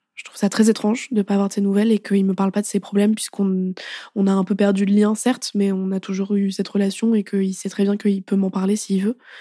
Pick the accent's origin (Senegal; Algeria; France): France; Paris, Île-de-France; je rentre chez moi à Paris